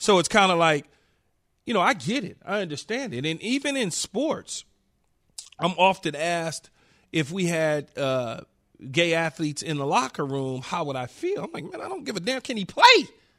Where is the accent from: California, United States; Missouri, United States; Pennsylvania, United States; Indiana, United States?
California, United States; Los Angeles; And so, you know, as growing up in South Central LA, being around or seeing gay people was different.